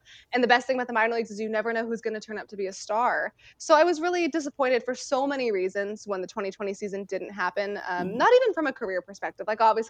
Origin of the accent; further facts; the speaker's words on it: California, United States; I mean, growing up in the Bay Area, I was 45 minutes away from the A Stadium and the Giants Stadium.